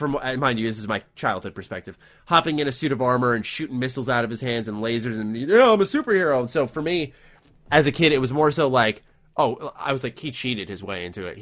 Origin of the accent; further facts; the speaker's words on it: New York, United States; I'm a New Yorker